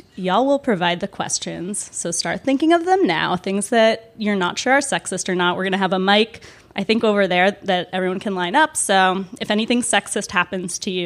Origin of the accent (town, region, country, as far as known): Washington, District of Columbia, United States; born or raised there